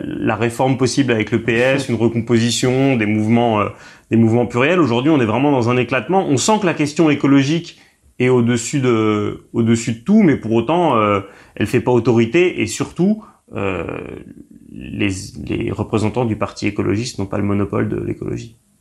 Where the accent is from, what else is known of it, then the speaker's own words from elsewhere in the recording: Paris, Île-de-France, France; je suis un Parisien